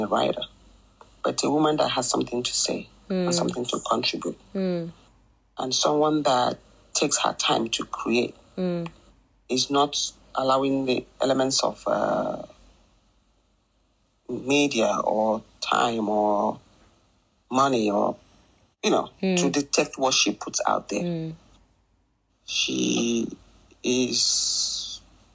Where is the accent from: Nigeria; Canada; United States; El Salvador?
Nigeria; growing up in Nigeria